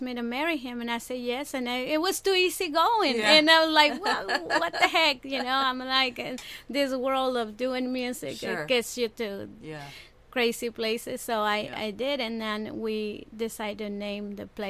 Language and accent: English; Puerto Rico; moved away; also born or lived in Fort Lauderdale, Florida; I grew up in Puerto Rico